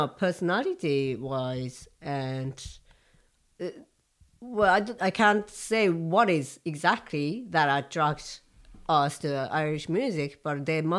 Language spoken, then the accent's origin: English; Tokyo, Japan; English is a second language; Tokyo, Japan. And I was in Japan at the time, and I was looking for a fiddle teacher.